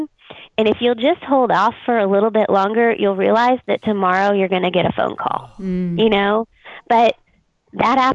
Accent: Texas, United States; I'm from Texas

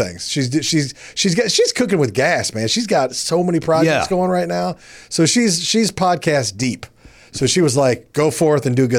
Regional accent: Kansas City, Missouri, United States; Kansas City.

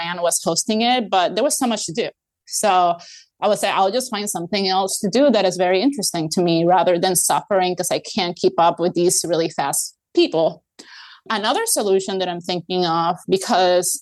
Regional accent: Puerto Rico; moved away; I come from Puerto Rico

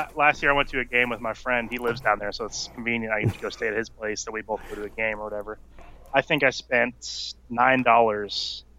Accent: East Coast, United States; I grew up on the East Coast, so that was like the closer team

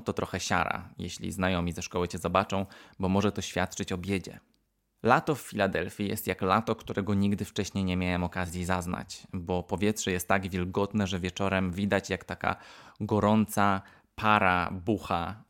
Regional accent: Poland; born or raised there; moved away; also born or lived in United States

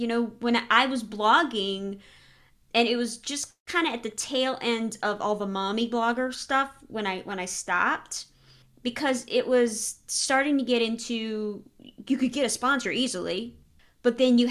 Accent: Louisiana, United States; Yeah, growing up in Louisiana, no. There's always gravy.

